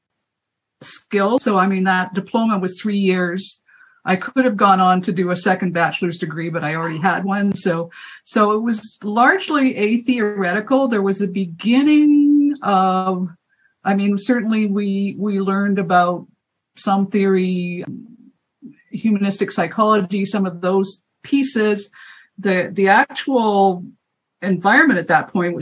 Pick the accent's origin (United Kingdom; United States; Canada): Canada; also born or lived in Edmonton, Alberta / Calgary, Alberta / Vancouver; So I am Canadian.